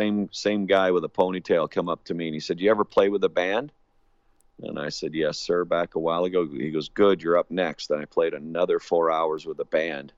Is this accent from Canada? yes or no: yes; Hamilton, Ontario, Canada; moved away; also born or lived in Winnipeg, Manitoba / Alberta; I'm a Canadian, born and raised in Hamilton, Ontario